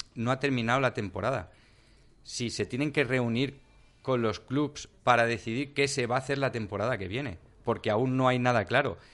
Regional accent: Catarroja, Valencian Community, Spain; yo soy de Catarroja, yo soy del pueblo, no es que llego de fuera

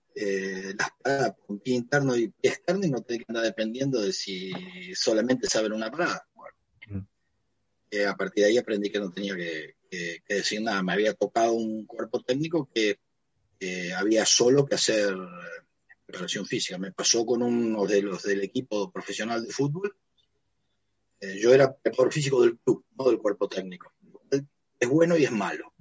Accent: Pergamino, Buenos Aires Province, Argentina; now in Pehuajó, Argentina; yo vivo en Pehuajó, soy de Pergamino

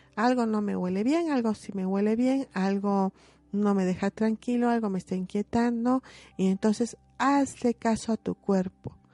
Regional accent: Mexico; como mexicanos

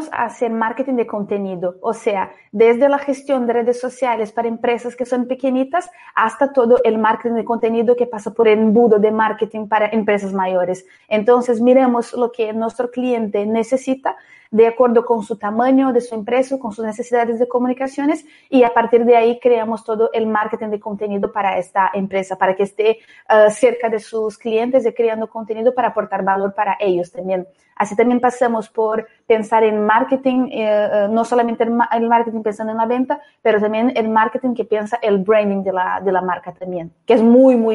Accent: Brazil; Spanish is a second language; ya adelanto que soy brasileña, entonces algún poco mi acento es un poco distinto.

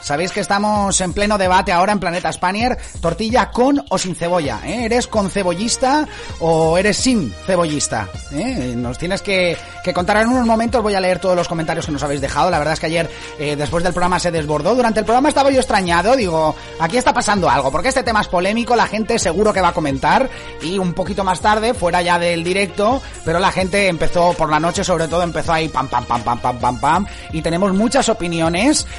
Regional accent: Dénia, Valencian Community, Spain; veraneaba mucho por Denia, por mi ciudad natal

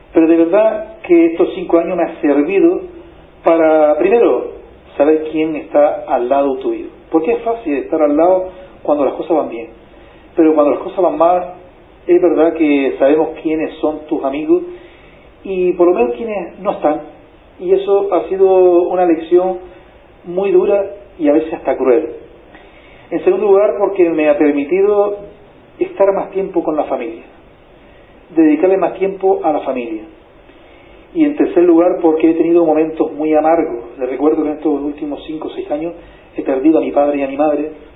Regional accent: Canary Islands, Spain; en Canarias tenemos una, gran disyuntiva

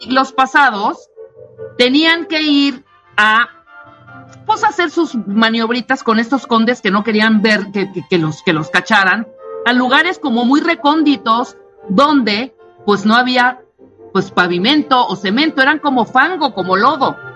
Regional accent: Chiapas, Mexico; en Chiapas, del, de donde soy oriunda y originaria

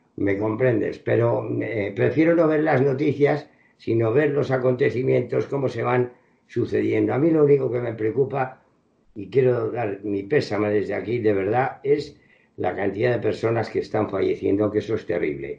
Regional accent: Spain; also born or lived in Madrid region; yo estoy viviendo en mi país

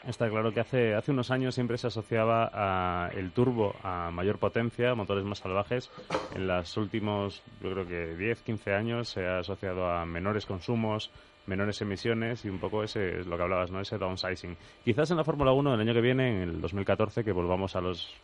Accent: Galicia, Spain; Yo soy, yo soy gallego y también me siento orgulloso

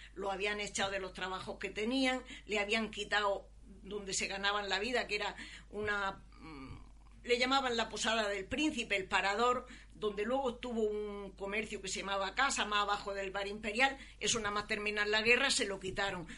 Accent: Almería, Andalusia, Spain; nací aquí en la localidad de Almería. Mi familia vivía en un cortijo a la afuera

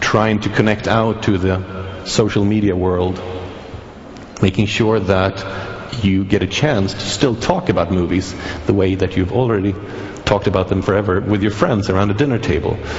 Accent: Sweden; I'm from Sweden, the country that did bring you Pirate Bay

